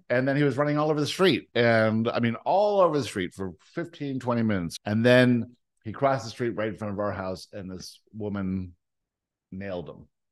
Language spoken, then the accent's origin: English; Canada; also born or lived in South Africa; the only thing that happened at two is we moved from South Africa to Canada